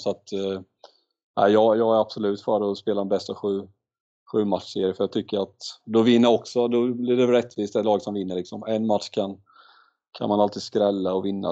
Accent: Mullsjö, Jönköping County, Sweden; när jag växte upp i Mullsjö

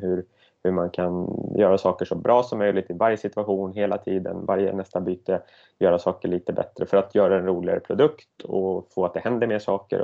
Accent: Södertälje, Stockholm County, Sweden; moved away as an adult; now in Gothenburg, Sweden; Jag är från Södertälje från början

